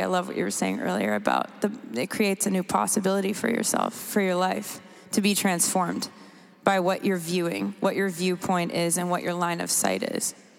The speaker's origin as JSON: {"language": "English", "country": "Canada", "also_born_or_lived": "United States / England", "moved": "yes", "said": "I'm from Canada originally"}